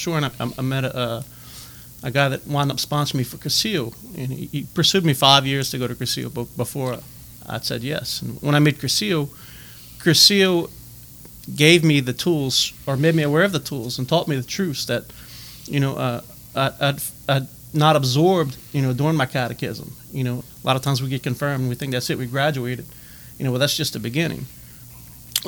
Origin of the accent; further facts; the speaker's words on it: Lake Arthur, Louisiana, United States; also born or lived in Natchitoches, Louisiana / Erath, Louisiana / Richard, Louisiana; I was born and raised in Lake Arthur